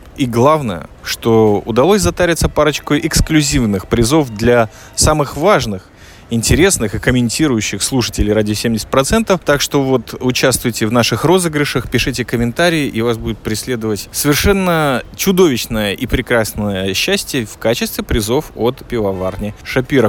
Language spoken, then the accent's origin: Russian; Riga, Latvia; also born or lived in Minsk, Belarus; now in Israel; я из Риги